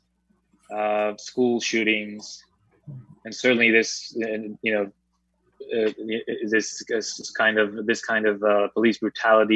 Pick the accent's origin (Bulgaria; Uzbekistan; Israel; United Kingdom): Israel; moved away as an adult; now in New York, United States